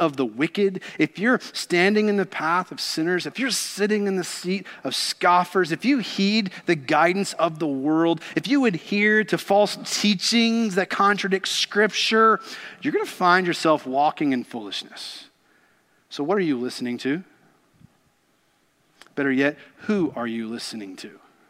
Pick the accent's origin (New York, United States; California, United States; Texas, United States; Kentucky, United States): Kentucky, United States; Growing up in Kentucky, I got to be around racehorses quite a bit